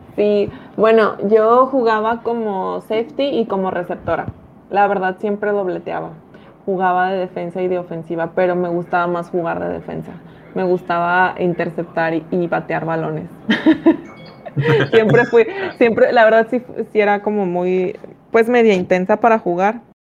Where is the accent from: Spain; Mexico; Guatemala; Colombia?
Mexico; Ciudad Victoria, Tamaulipas; yo me dedico a los medios de comunicación acá de donde soy, de Ciudad Victoria, Tamaulipas